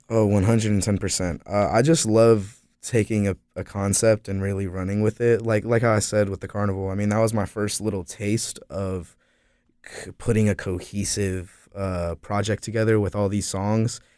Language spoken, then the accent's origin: English; Florida, United States; also born or lived in Asheville, North Carolina; now in Greensboro, United States; I consider myself a North Carolina artist, even though I'm from Florida